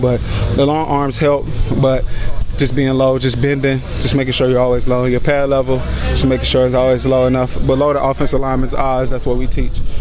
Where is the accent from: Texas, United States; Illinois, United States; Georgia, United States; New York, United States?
Georgia, United States; moved away as an adult; now in Kentucky, United States; I'm from Georgia.